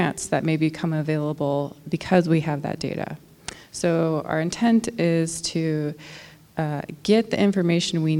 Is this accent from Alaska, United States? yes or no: yes; Nome, Alaska, United States; I'm from Nome